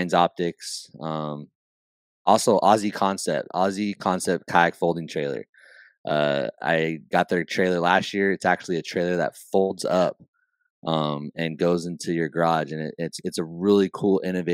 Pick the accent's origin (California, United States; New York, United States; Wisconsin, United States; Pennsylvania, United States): California, United States; I'm from California